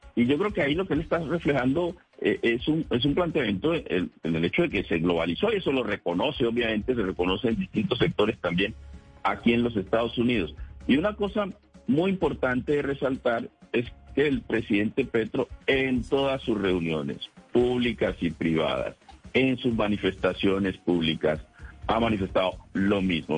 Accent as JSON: {"language": "Spanish", "region": "Pacific region", "country": "Colombia", "said": "yo que somos del Pacífico"}